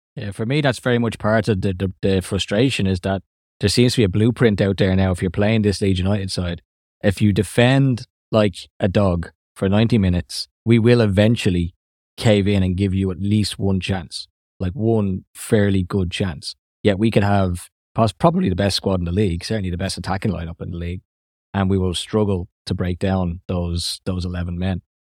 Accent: Ireland; accent: Irish; my Irish accent

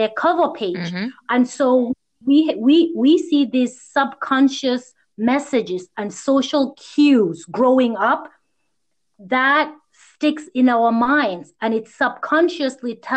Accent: United States; I grew up here in the U.S. mostly with Indian friends

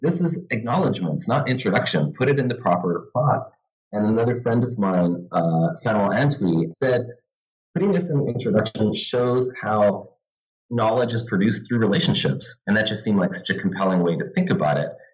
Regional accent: Vancouver, British Columbia, Canada; also born or lived in Santa Barbara, California; now in Halifax, Canada; I'm originally from Vancouver, but now uh, I teach in the history department at St. Mary's University uh, in Halifax

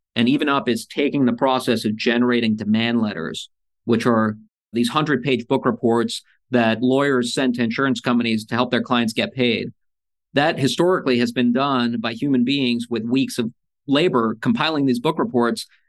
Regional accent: United States; also born or lived in Soviet Union; when I was four years old, I got on a plane with a box of Legos, came to America

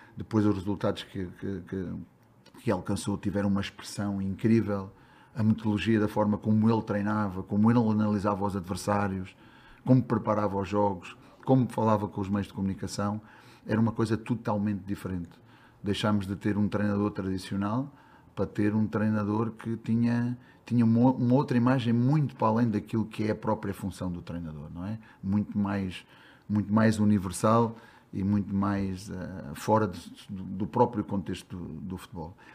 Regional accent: Beja, Alentejo, Portugal; moved away as an adult; now in Brazil; Eu sou de Beja, sou do Alentejo

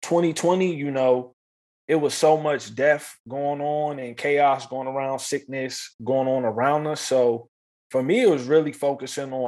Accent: East Coast, United States; moved away as an adult; now in Los Angeles, United States; When I was younger, growing up on the East Coast

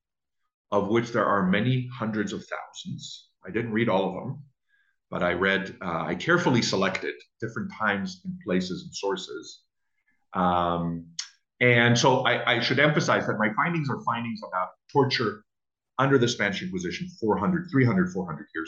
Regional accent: Israel; moved away as an adult; now in United States; So I grew up in Israel and I spent the first 21 years of my life there

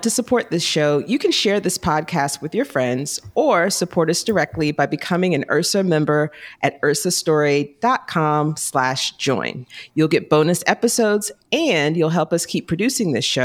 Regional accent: Jacksonville, Florida, United States; moved away; growing up in Jacksonville

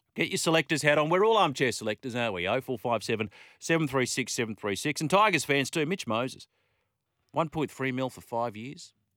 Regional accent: Australia; an Aussie cricket fan

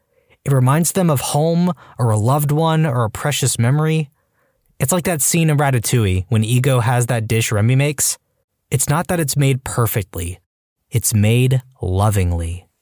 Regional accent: Hawaii, United States; Growing up in Hawaii, I didn't think anything of it.

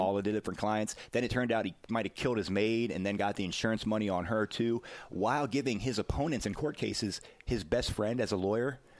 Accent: the South, United States; as a Southerner

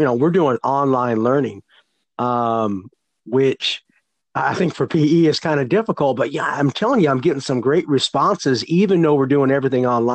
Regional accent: Santa Clara, California, United States; at Santa Clara University, where I grew up in California

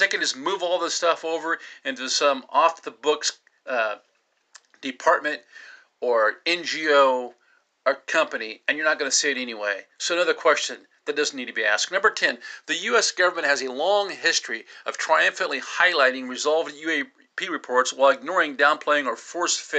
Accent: United States; we as the American people

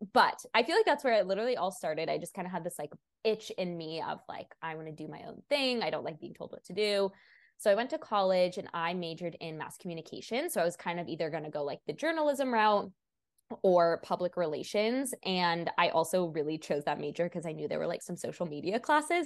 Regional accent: Washington, United States; also born or lived in Portland, Oregon; now in Sacramento, United States; I'm originally from Washington

